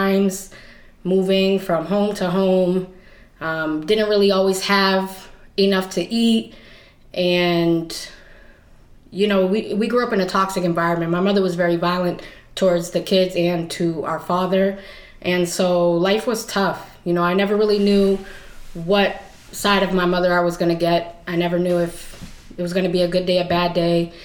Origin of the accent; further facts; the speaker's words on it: Worcester, Massachusetts, United States; I'm 30 years old, and I'm from Worcester, Massachusetts